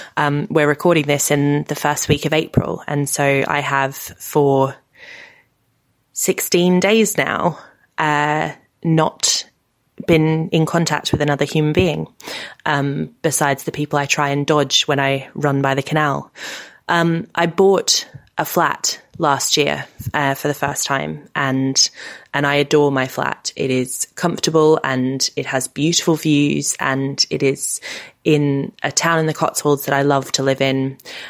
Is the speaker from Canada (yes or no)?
no; Australia; now in United Kingdom; I've got the houses I grew up in Australia